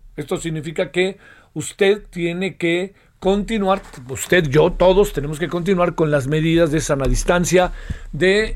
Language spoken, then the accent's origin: Spanish; Mexico